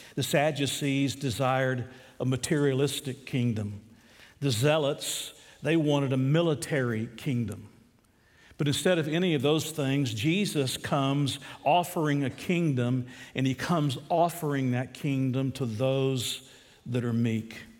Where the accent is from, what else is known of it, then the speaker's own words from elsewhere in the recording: Deep South, United States; I grew up in the Deep South